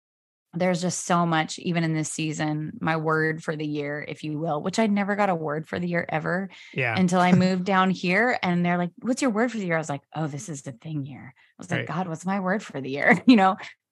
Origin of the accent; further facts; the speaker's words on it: Pacific Northwest, United States; born there; also born or lived in Australia / New York City; I was born in the Pacific Northwest and then lived in Australia, lived in New York City, and now down here.